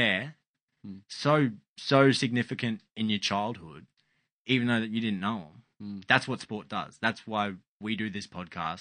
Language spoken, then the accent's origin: English; Australia; as an Australian